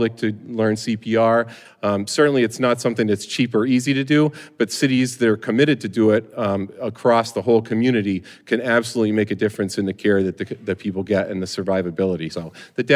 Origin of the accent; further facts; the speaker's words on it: Brimfield, Massachusetts, United States; I'm a paramedic in my hometown of Brimfield, Massachusetts